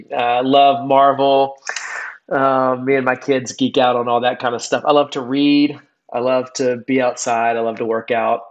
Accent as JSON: {"language": "English", "region": "South Carolina", "country": "United States", "tie": "born or raised there", "moved": "as an adult", "lives_now": "Charlotte, United States", "said": "I grew up in South Carolina, so lived there for most of my life until I moved to Charlotte 15 years ago"}